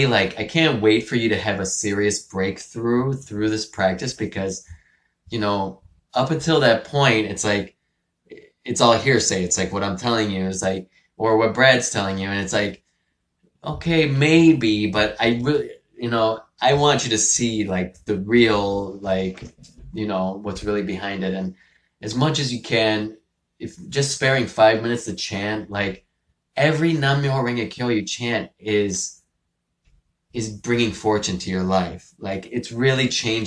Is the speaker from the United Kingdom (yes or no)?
no; Venezuela; moved away; I was born in Venezuela